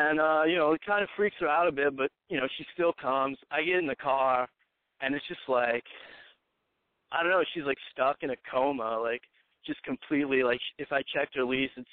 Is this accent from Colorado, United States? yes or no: no; Texas, United States; moved away as an adult; also born or lived in Chicago / Arkansas / Connecticut; I grew up in Texas. And as soon as I could, I got the fuck out, moved to Chicago for a bit.